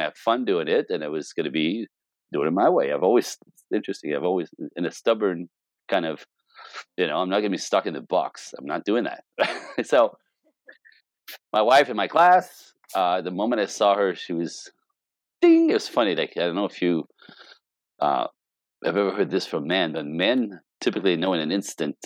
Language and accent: English; Canada; moved away as an adult; now in Los Angeles, United States; as a Canadian, I'm Canadian.